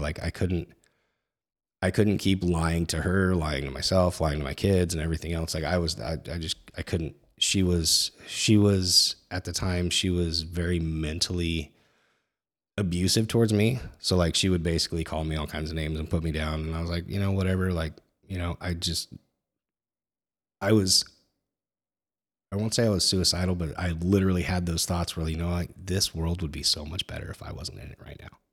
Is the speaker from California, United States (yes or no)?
yes; Northern California, United States; I grew up in Northern California in, you know, the eighties and nineties